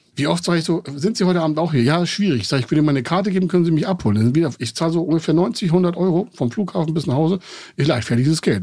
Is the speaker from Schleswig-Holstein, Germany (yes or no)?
yes; Heide, Schleswig-Holstein, Germany; in dem Ort, wo ich groß geworden bin, Heide-Holstein